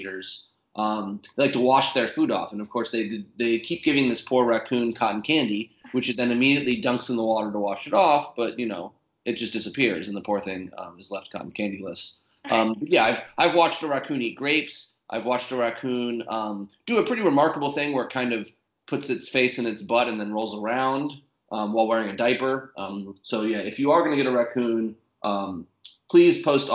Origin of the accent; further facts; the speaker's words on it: United States; as an American